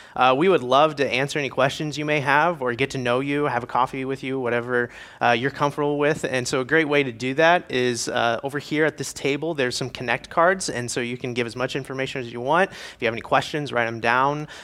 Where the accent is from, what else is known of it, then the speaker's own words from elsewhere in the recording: Indiana, United States; moved away; I am from Indiana originally